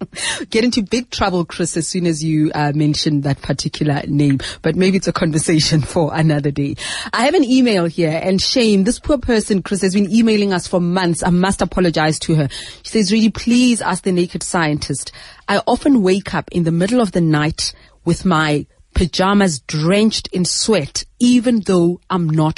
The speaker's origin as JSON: {"language": "English", "country": "South Africa", "said": "as a South African"}